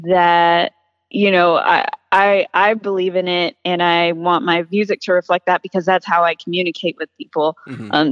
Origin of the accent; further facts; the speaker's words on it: Austin, Texas, United States; growing up in Austin